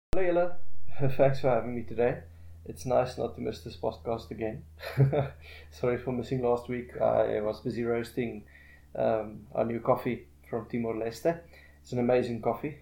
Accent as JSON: {"language": "English", "town": "Pretoria", "region": "Gauteng", "country": "South Africa", "tie": "born or raised there", "said": "I've been residing in Pretoria for the past thirty years, um, pretty much my whole life."}